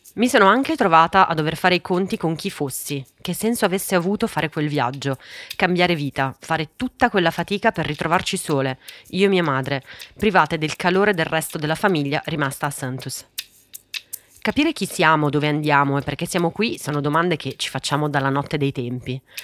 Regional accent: Italy; also born or lived in Santos, Brazil; è assolutamente vero che sono italiana

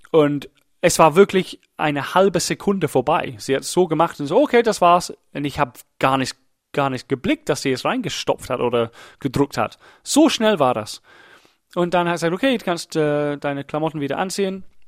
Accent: England, United Kingdom; German is a second language; now in Germany; Ich bin Engländer

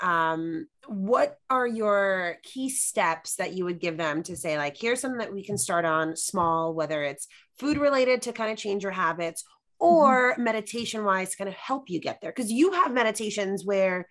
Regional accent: New York City, New York, United States; I'm from New York City

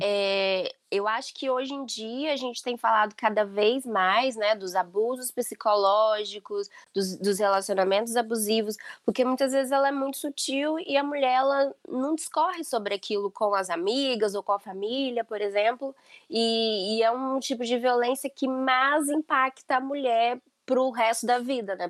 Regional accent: Brazil; now in Portugal; nós todas somos brasileiras

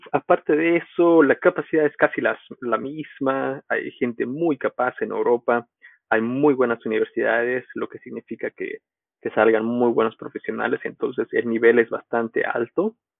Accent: Bolivia; moved away as an adult; also born or lived in United States; volví a Bolivia y di clases

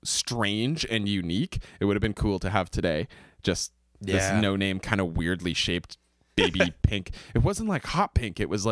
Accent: Kingston, Ontario, Canada; I'm a Canadian singer-songwriter from Kingston, Ontario.

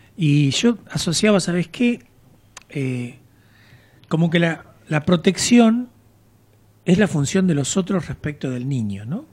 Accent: General Madariaga, Buenos Aires Province, Argentina; moved away as an adult; also born or lived in Mar del Plata; Yo nací en General Madariaga.

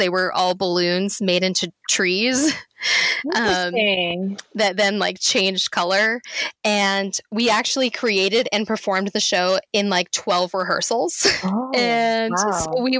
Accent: Limerick, Munster, Ireland; now in United States; And I was like, fine, whatever. I'm from Limerick.

